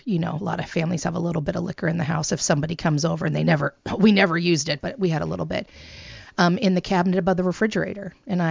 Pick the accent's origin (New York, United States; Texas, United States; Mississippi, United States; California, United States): California, United States; So I was born in the Central Valley of California in the United States, which is the breadbasket. It is a farming community. My family, we're Jewish, but we had pigs. We're pig farmers